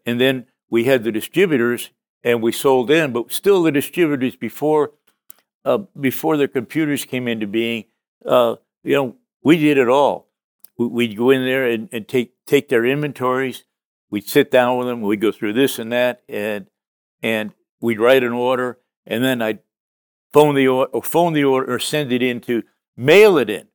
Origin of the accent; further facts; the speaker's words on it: Connecticut, United States; I grew up in Connecticut